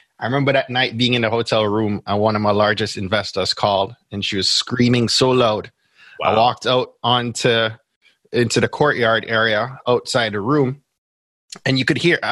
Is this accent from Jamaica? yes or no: yes; Jamaica; accent: Jamaican; I'm Jamaican